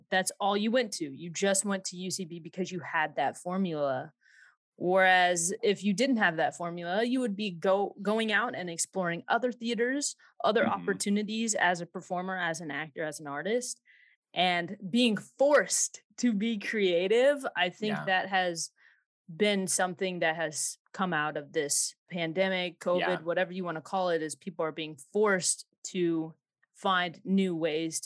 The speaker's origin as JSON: {"language": "English", "region": "Southern Illinois", "country": "United States", "said": "Illinois. Yeah. Southern Illinois. And we live on 10 acres"}